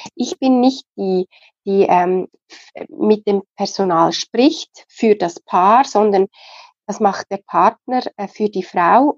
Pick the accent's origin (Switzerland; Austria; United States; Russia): Switzerland; Bei uns in der Schweiz